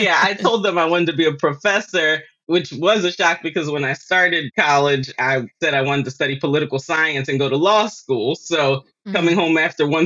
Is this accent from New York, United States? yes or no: no; Philadelphia, Pennsylvania, United States; moved away; I grew up in Philadelphia, in North Philadelphia, and that's where a lot of my family still is